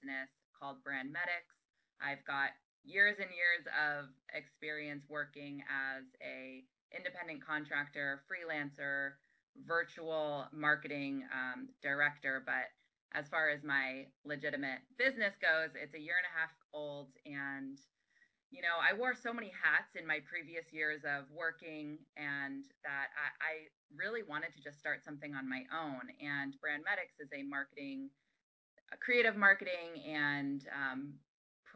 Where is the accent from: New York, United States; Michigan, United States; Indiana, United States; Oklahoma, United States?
New York, United States; moved away as an adult; I was living on the East Coast. I'm from New York